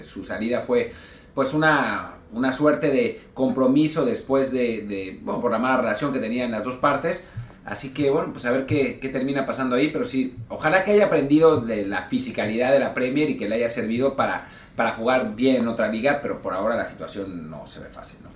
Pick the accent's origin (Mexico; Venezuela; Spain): Mexico